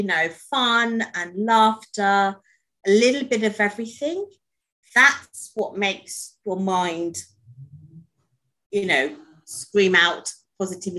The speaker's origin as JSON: {"language": "English", "region": "London", "country": "United Kingdom", "tie": "born or raised there", "said": "raised in London. Basically, I'm British."}